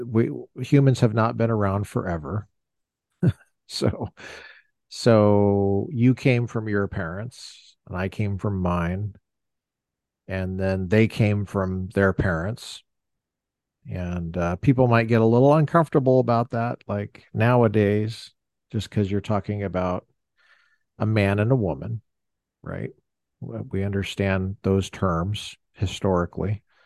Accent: Colorado, United States; I grew up in Colorado.

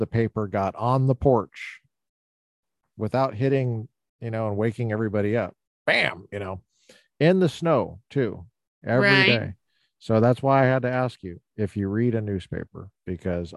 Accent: Littleton, Colorado, United States; Littleton, Colorado. My hometown

